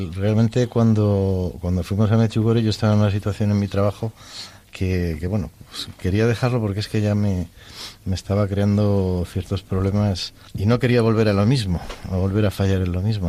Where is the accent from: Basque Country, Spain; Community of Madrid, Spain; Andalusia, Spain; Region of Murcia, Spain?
Community of Madrid, Spain; Madrid; now in Segovia, Spain; nacido en Madrid, pero vivo con mi mujer Elena en, Segovia